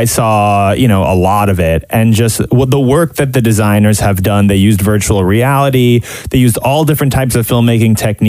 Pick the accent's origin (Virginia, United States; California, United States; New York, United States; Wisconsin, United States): New York, United States; New York City; And I grew up in New York City seeing a lot of Broadway.